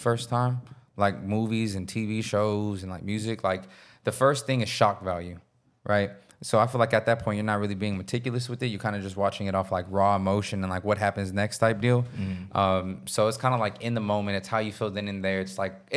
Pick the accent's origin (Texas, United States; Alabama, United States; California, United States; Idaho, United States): Texas, United States; we're from Texas